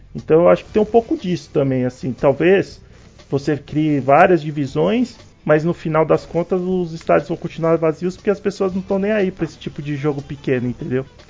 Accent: São Paulo, Brazil; eu sou aqui de São Paulo

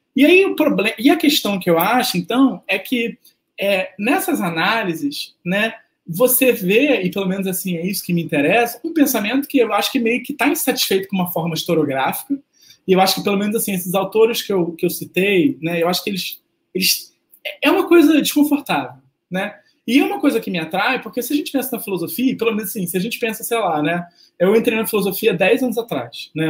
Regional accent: Rio de Janeiro, Brazil; eu sou do Rio

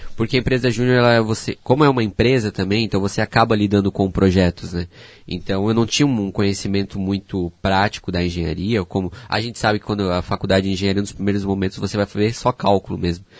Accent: Pomerode, Santa Catarina, Brazil; moved away as an adult; also born or lived in Blumenau; now in Joinville, Brazil; fui criado em Pomerode

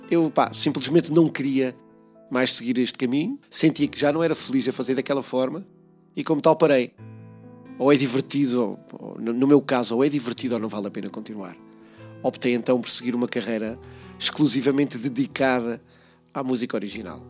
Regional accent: Peniche, Centro, Portugal; aqui na cidade de Peniche, no bairro onde nasci, uh, o Campo da Torre

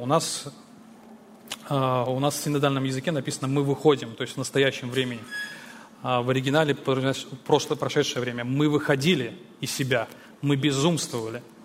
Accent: Belarus; Я сам родом из Беларуси

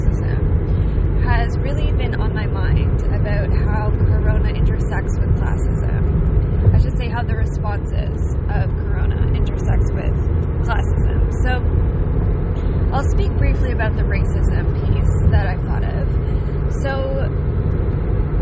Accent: Canada; I didn't earn being a Canadian

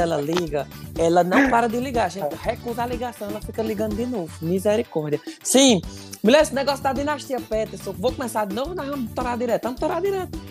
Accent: Cariri, Ceará, Brazil; accent: sotaque puxado de Pernambuco; now in France; tô na França, sou do Cariri.

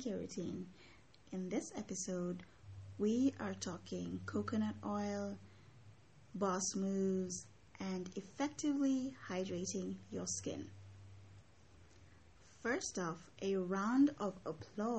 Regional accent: Mombasa, Mombasa County, Kenya; I grew up in Mombasa

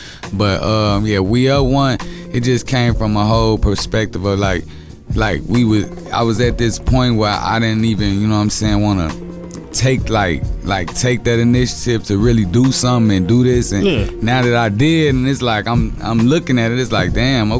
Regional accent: Maywood, Illinois, United States; also born or lived in Chicago (West Side); Born and raised in Maywood, you know what I'm saying? But I got a lot of family where I was born in the city, but I got a lot of family on the west side of Chicago.

